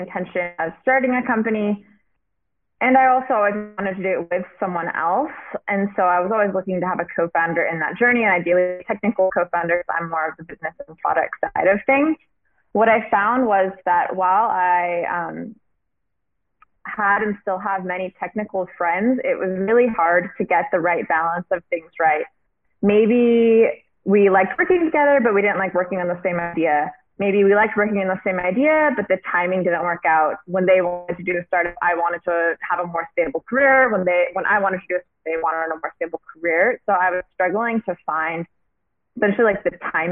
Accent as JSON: {"language": "English", "region": "Washington", "country": "United States", "moved": "as an adult", "lives_now": "London, United Kingdom", "said": "I'm from Washington State, so I'm American. I moved to London in around 2015"}